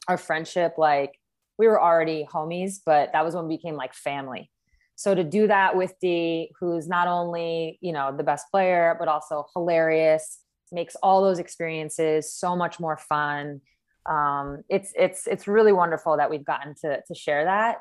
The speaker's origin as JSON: {"language": "English", "region": "East Coast", "country": "United States", "moved": "as an adult", "lives_now": "Seattle, United States", "said": "I'm from the East Coast originally"}